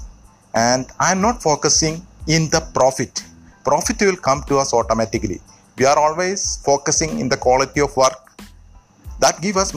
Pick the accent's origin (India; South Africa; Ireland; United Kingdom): India; Thrissur, Kerala; moved away as an adult; now in Jubail, Saudi Arabia; Basically, I am from India. Native place is Trichur